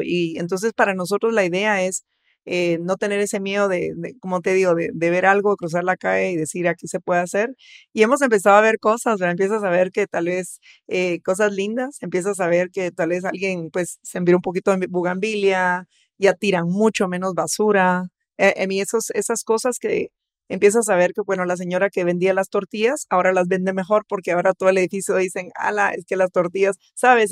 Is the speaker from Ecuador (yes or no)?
no; Guatemala; Somos un país diverso económicamente, socialmente